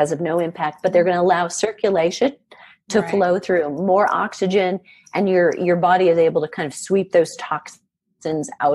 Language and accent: English; Iowa, United States; moved away; I'm originally from Iowa